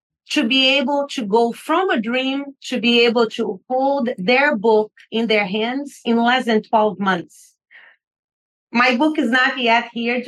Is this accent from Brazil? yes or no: yes; Brazil; now in United States; I grew up in poverty in Brazil